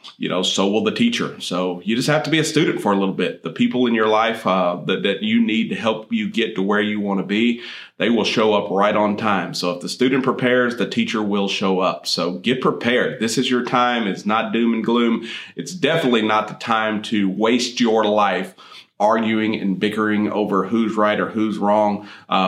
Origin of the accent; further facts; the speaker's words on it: Midland, Texas, United States; I grew up out west in the Midland Odessa area where oil and gas is what most people do.